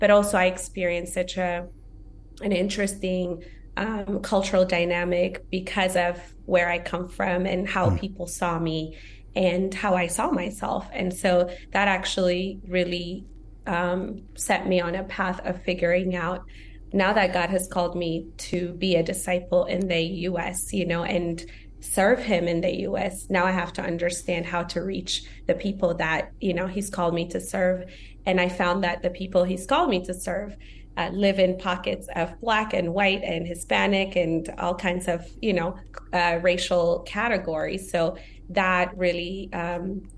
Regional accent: Ethiopia; now in United States; I was born and raised in Ethiopia

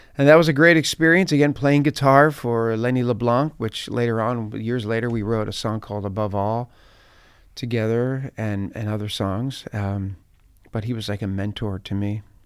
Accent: just outside Philadelphia, New Jersey, United States; I grew up just outside of Philadelphia. So, uh, South Jersey, we would call that, like, uh, New Jersey

